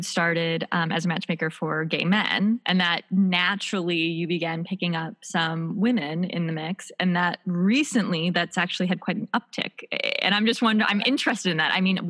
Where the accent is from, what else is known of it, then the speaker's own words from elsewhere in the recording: Midwest, United States; because obviously I come from the Midwest, courting looks like a very specific thing, kind of, you know, from what I grew up with.